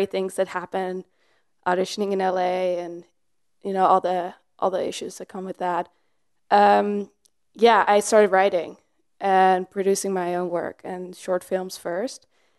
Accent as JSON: {"language": "English", "country": "Netherlands", "tie": "born or raised there", "said": "I was growing up in the Netherlands and I did a lot of theater, like dance related things."}